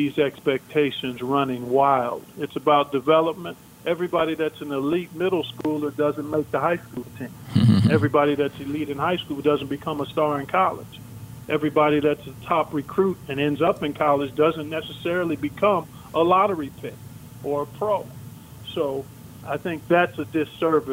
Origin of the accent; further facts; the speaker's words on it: Cleveland, Ohio, United States; I grew up in Cleveland, Ohio